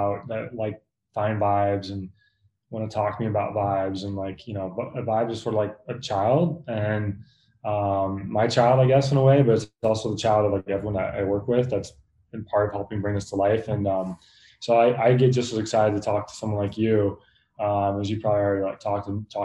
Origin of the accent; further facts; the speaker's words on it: Indiana, United States; moved away as an adult; also born or lived in San Diego / New Jersey; now in Los Angeles, United States; growing up in Indiana, a small town